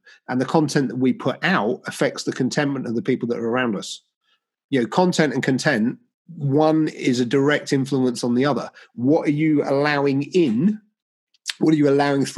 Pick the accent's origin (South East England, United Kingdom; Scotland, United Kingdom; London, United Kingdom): South East England, United Kingdom; Southampton; moved away as an adult; now in Cheltenham, United Kingdom; Southampton born and bred, and trust me, it's not posh.